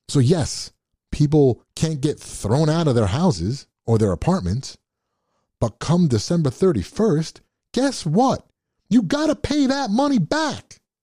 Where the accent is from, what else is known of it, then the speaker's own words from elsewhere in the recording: United States; I'm an American